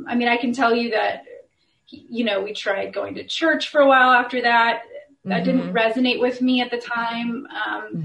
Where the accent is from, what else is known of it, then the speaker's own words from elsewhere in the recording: Indianapolis, Indiana, United States; born and raised and still living I've been all over Indianapolis my whole life.